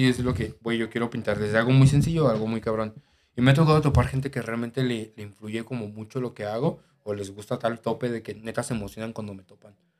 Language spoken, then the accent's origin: Spanish; Guadalajara, Jalisco, Mexico; yo que soy de aquí de Guadalajara